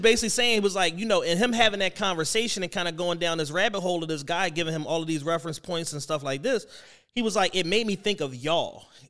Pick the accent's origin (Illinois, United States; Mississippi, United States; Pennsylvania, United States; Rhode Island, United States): Pennsylvania, United States; Philadelphia